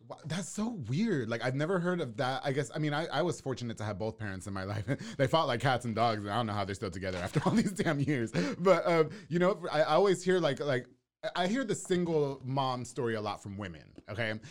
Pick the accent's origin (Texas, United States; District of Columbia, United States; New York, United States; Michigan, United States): New York, United States; Long Island; now in Waco, United States; I'm actually from New York. I'm from Long Island.